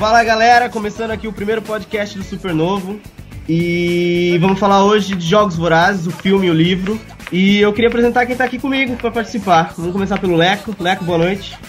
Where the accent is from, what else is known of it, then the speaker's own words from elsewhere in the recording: Mogi das Cruzes, São Paulo, Brazil; somos conterrâneos, viemos da mesma cidade